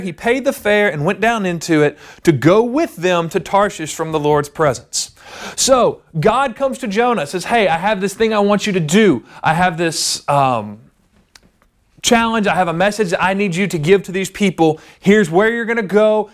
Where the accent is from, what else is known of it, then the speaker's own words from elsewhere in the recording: the South, United States; growing up in the South in the Bible Belt